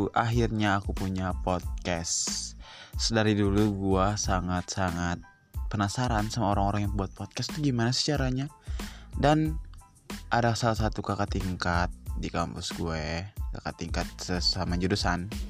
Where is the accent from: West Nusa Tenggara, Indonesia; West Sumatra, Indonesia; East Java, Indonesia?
West Nusa Tenggara, Indonesia; gue asalnya NTB dari Universitas Swasta di Sumbawa Besar.